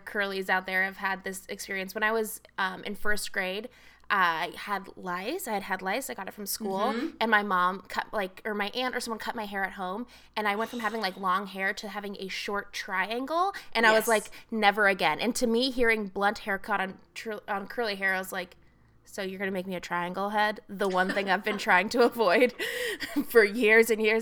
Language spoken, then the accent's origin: English; Agoura Hills, California, United States; also born or lived in Texas; I was born in Texas, and then when I was six, my mother and I moved. So my dad's still in Texas, my mom and I moved to Agoura Hills, California